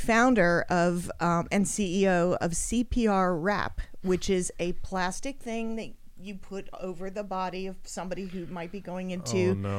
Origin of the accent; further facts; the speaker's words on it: Australia; Well, I'm Australian.